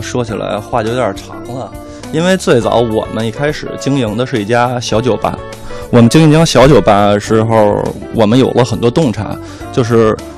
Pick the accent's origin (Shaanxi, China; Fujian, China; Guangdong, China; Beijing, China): Beijing, China; 我们团队大部分的人都是北京孩子，嗯。然后从小在这儿长大